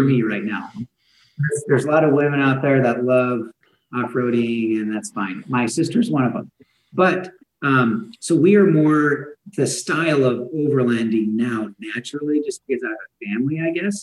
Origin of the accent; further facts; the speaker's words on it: Idaho, United States; I was born and raised here in Idaho